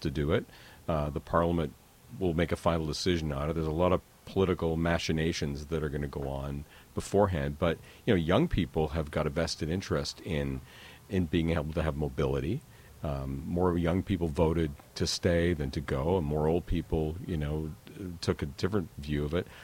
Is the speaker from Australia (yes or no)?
no; Calgary, Alberta, Canada; I grew up in Calgary